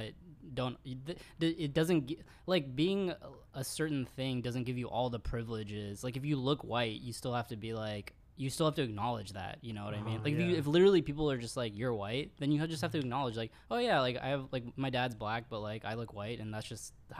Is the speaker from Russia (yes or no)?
no; India; Like, people know I'm Indian, dude.